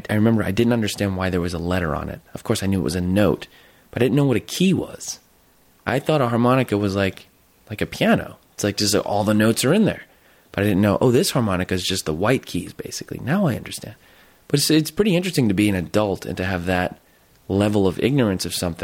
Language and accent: English; Jersey Shore, New Jersey, United States; moved away as an adult; I went to this public school. I'm from Jersey Shore